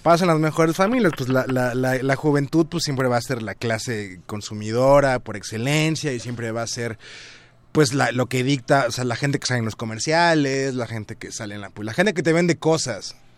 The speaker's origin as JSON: {"language": "Spanish", "town": "Tuxtepec", "region": "Oaxaca", "country": "Mexico", "tie": "born or raised there", "moved": "yes", "lives_now": "Mexico City, Mexico", "said": "mi pueblo, que era pues, Tuxtepec, Oaxaca"}